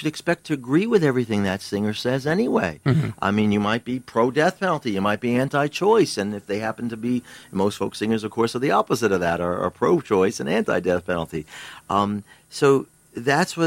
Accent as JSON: {"language": "English", "area": "Long Island", "region": "New York", "country": "United States", "tie": "born or raised there", "said": "I grew up on Long Island, New York City."}